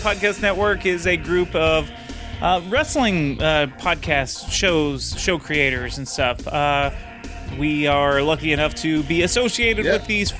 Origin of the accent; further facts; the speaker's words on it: Texas, United States; Well, I'm the Texan.